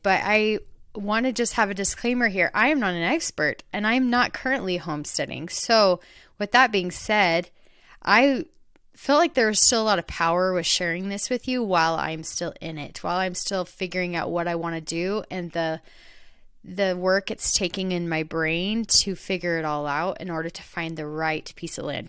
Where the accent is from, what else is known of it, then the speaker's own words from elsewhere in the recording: Queen Creek, Arizona, United States; I grew up in Arizona, in more of the countryside of Arizona. It's called Queen Creek, Arizona.